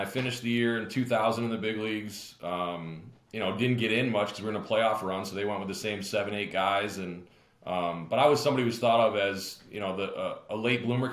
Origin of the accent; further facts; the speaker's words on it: Syracuse, New York, United States; I come back to Syracuse, not to bury my hometown